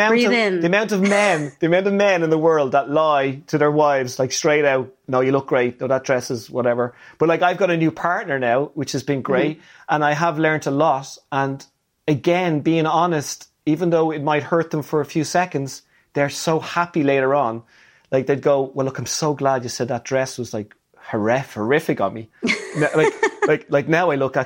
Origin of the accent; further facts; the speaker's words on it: Ireland; I'm Irish.